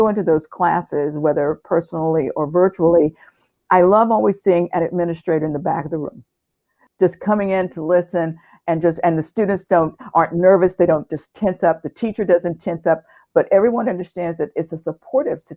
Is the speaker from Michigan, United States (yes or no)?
no; Houston, Texas, United States; also born or lived in Irving, Texas; my home state